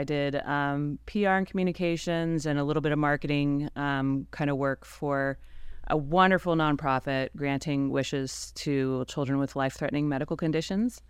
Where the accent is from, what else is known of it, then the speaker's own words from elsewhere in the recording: Ohio, United States; now in Fort Worth, United States; I'm originally from Ohio